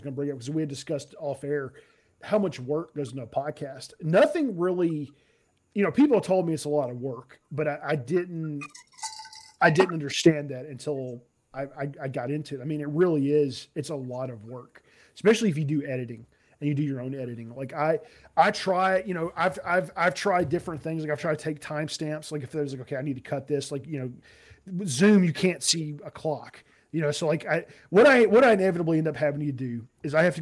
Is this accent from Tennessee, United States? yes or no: yes; Nashville, Tennessee, United States; moved away; I'm originally from Nashville